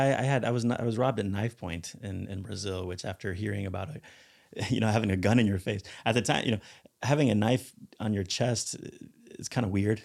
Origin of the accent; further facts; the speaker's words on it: Barcelona, Catalonia, Spain; moved away; This is where I grew up. I grew up in Barcelona